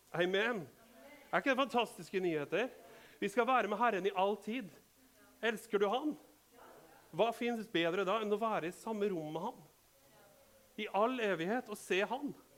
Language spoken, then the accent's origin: Norwegian; Rakkestad, Østfold, Norway; vi er fra Rakkestad, vi forstår dette språket. Vi er bønder